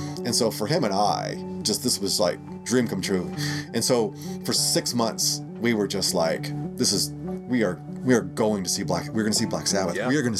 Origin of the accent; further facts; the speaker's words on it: Idaho, United States; also born or lived in Nebraska / North Dakota; so I grew up in Nebraska and North Dakota, and then Idaho, ultimately.